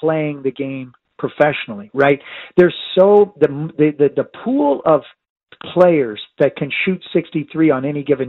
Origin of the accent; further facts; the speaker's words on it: Northern California, United States; now in San Diego, United States; I grew up in Northern California